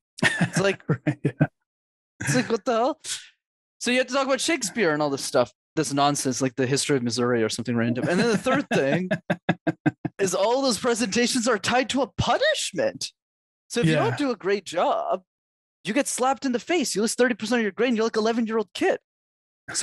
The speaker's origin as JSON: {"language": "English", "town": "Montreal", "region": "Quebec", "country": "Canada", "tie": "born or raised there", "said": "I grew up in Montreal"}